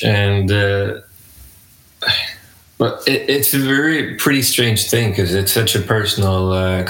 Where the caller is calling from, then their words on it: Gothenburg, Västra Götaland, Sweden; I'm joining you from Gothenburg, Sweden.